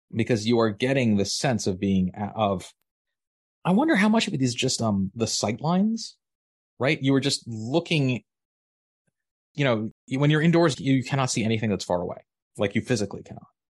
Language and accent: English; Maryland, United States; moved away as an adult; now in Massachusetts, United States; I grew up in Maryland. It was my home. Now I'm in Massachusetts